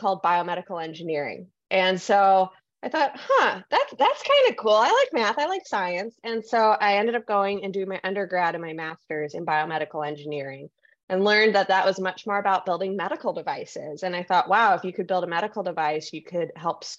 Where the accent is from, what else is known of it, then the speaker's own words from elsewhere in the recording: San Francisco, California, United States; I am a San Francisco native. This is my hometown